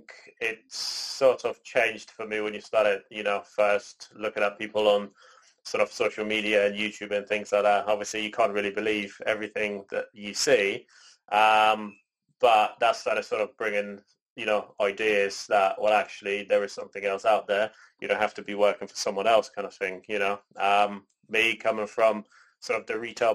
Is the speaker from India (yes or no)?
no; Canada; moved away; also born or lived in Poland; I was born in Poland, raised in Canada, and now I'm here with both of my parents.